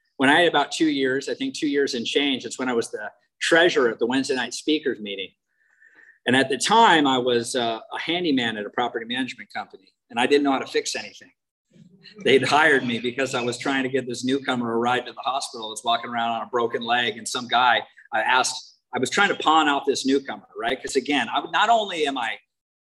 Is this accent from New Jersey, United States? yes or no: no; Washington, United States; moved away; I'm from Washington State originally. I was born like 30 miles as a crow flies from Mount Rainier.